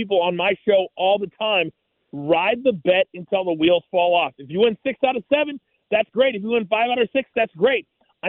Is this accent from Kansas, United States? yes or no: yes; Kansas, United States; I'm born and raised in Kansas.